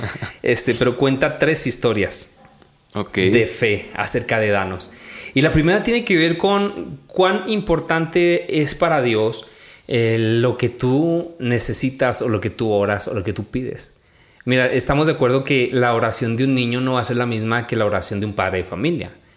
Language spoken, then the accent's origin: Spanish; Chihuahua, Mexico; also born or lived in Mexico City / Majalca; viví en la ciudad de Chihuahua y me crié en un rancho